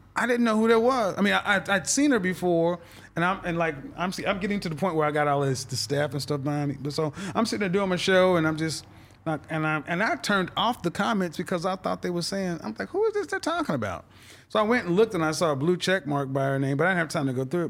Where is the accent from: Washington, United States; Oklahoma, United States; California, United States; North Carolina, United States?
Oklahoma, United States; Oklahoma City; moved away; also born or lived in Houston / Dallas / New York City; I'm from Oklahoma City, and I was, so that's Middle America, the Bible Belt. and I was raised in the church